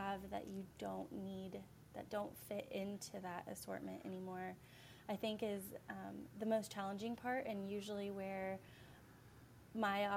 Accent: Effingham, Illinois, United States; moved away as an adult; also born or lived in Delaware; I was born and raised in Effingham

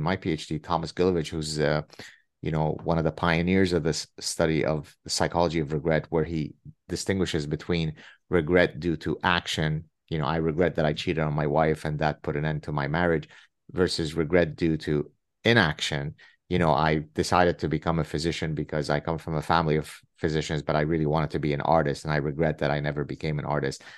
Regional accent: Lebanon; first language Arabic; English is a second language; Arabic is my mother tongue and also Hebrew. We're Lebanese Jews

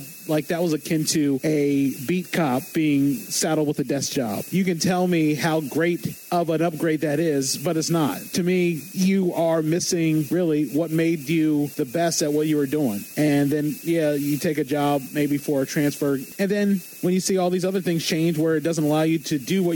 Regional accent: Eastern Shore of Maryland, United States; growing up on the Eastern Shore of Maryland

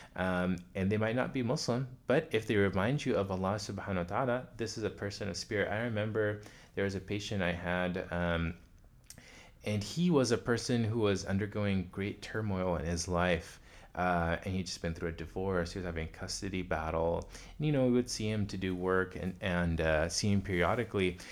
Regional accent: Pine Bluff, Arkansas, United States; moved away; also born or lived in New York / Phoenix, Arizona; I was born in New York, but we moved to Pine Bluff, Arkansas.

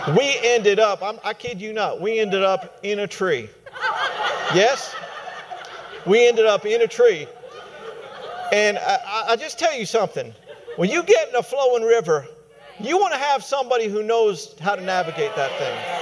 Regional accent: Colorado, United States; my home state, Colorado

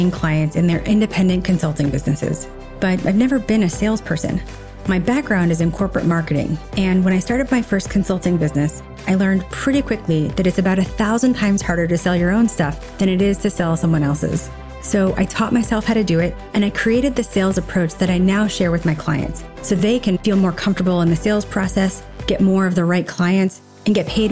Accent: Nashville, Tennessee, United States; I grew up in Nashville, Tennessee

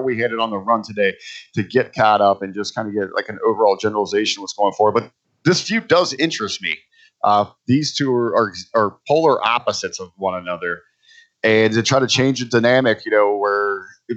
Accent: Cincinnati, Ohio, United States; moved away; my hometown of Cincinnati, Ohio

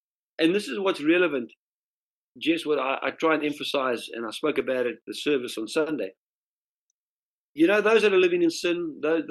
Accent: South Africa; moved away; In South Africa, we say sarmies

